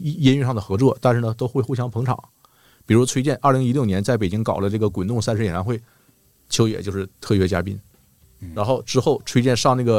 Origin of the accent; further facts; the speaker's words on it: Northeast China, China; accent: Northeastern Mandarin; 因为我们东北话说很敞亮、很豪爽，有什么事儿说开了的人。